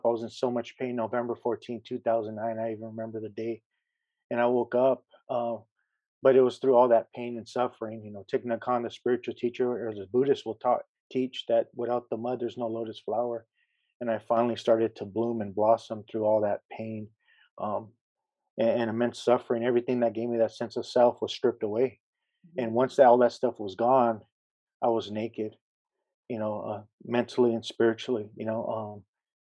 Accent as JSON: {"language": "English", "town": "San Pedro", "region": "California", "country": "United States", "tie": "born or raised there", "also_born_or_lived": "Harbor City, California", "said": "I was born in Harbor City, California, and I was raised in San Pedro, California, which is next door"}